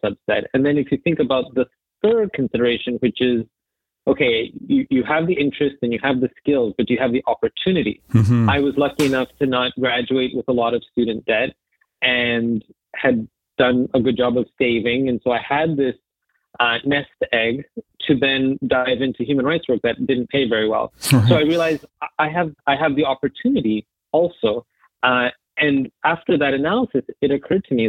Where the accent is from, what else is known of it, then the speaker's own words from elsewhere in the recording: Toronto, Ontario, Canada; moved away as an adult; now in New York, United States; I'm originally from Toronto and grew up there